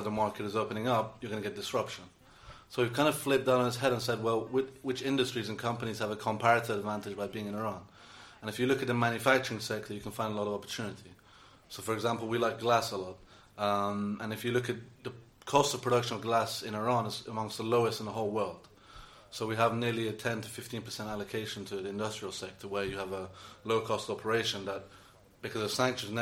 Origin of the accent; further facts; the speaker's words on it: United Kingdom; I was born in Britain, but to Iranian parents who lived here for over two decades now